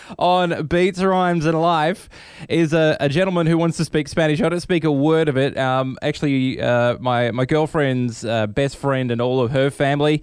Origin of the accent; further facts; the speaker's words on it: Australia; I'm Australian